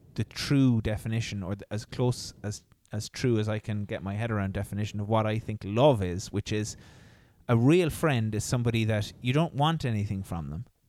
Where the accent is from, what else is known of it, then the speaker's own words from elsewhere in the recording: Ireland; as Irish people